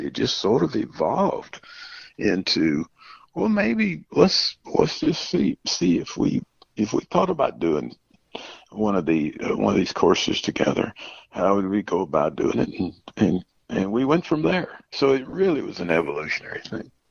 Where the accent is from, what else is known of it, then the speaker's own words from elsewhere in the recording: Davidson County, North Carolina, United States; growing up in Davidson County, North Carolina